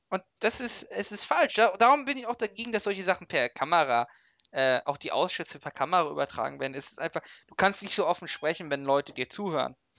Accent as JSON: {"language": "German", "country": "Germany", "said": "als Deutscher"}